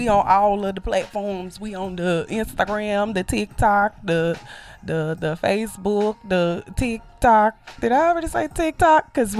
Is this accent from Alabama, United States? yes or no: yes; Mobile, Alabama, United States; I come from Mobile, Alabama